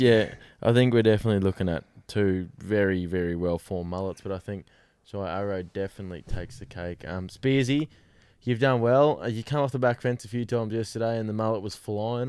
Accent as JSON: {"language": "English", "region": "Queensland", "country": "Australia", "said": "as a Queenslander"}